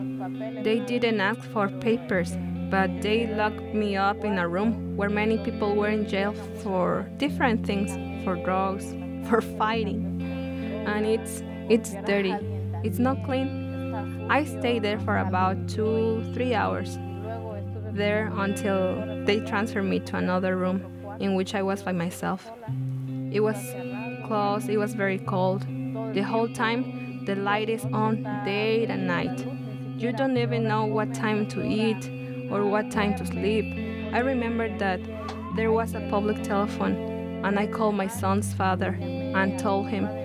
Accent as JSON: {"language": "English", "country": "Guatemala", "moved": "as an adult", "lives_now": "United States", "said": "I'm from Guatemala"}